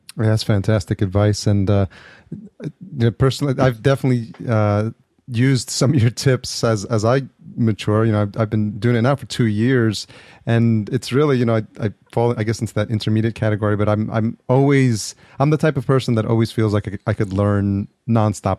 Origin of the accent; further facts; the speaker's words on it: New York, United States; now in Los Angeles, United States; I grew up in New York. I'm in Los Angeles now